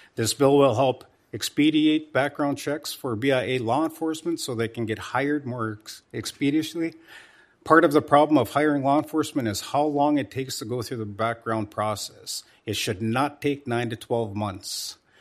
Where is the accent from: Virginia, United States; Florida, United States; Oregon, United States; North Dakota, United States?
North Dakota, United States; my home state of North Dakota